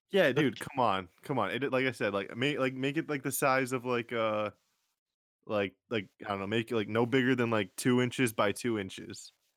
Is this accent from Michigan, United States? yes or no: yes; Jackson, Michigan, United States; Jackson, probably where my hometown is